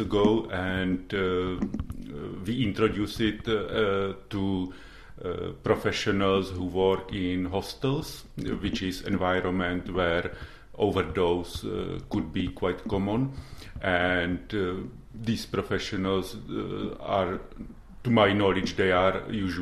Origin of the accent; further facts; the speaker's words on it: Czechia; now in London, United Kingdom; I'm originally from Czech Republic